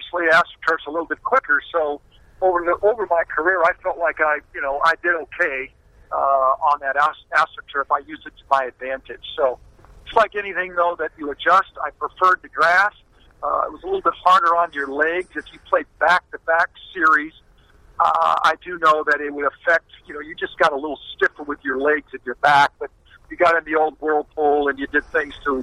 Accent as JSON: {"language": "English", "town": "San Diego", "region": "California", "country": "United States"}